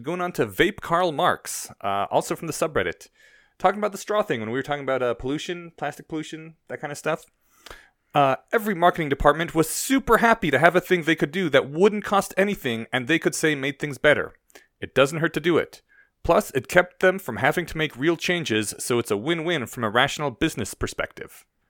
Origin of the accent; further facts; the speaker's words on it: Poland; now in Denver, United States; my home country is in Eastern Europe